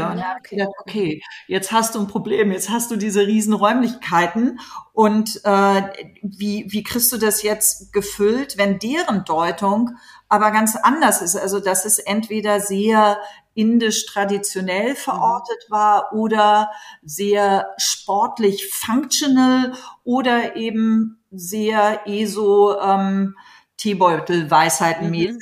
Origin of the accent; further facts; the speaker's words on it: Hamburg, Germany; moved away as an adult; also born or lived in New York / Los Angeles; now in Berlin, Germany; ich so als Kind in Hamburg im Kinderballett war